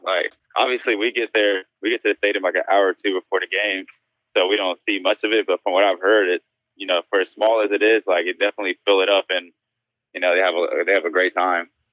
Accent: Spartanburg, South Carolina, United States; also born or lived in Spain; I was born, I was born in Spain and, and I grew up in South Carolina

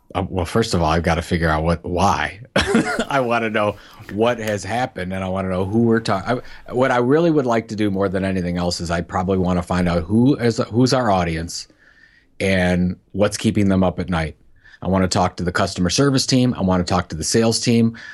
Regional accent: Cleveland, Ohio, United States; my hometown of, of Cleveland

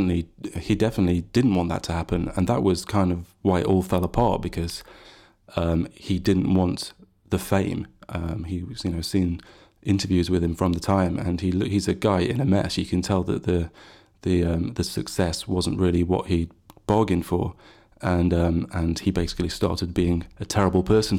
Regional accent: Sheffield, Yorkshire and the Humber, United Kingdom; but I come from Sheffield. I come from where the … came from

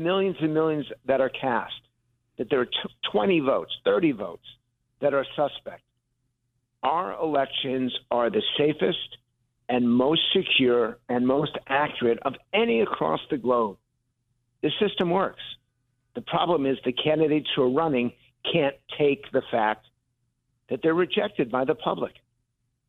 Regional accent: Connecticut, United States; I grew up in Connecticut

